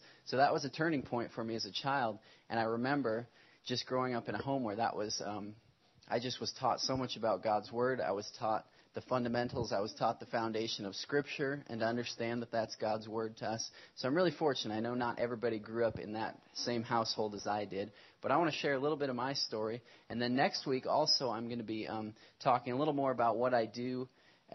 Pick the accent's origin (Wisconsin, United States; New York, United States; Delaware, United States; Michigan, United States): Wisconsin, United States; Stoughton; moved away as an adult; also born or lived in Nashville; now in Seattle, United States; I grew up in Wisconsin, so we grew up in kind of the Madison area in the city of Stoughton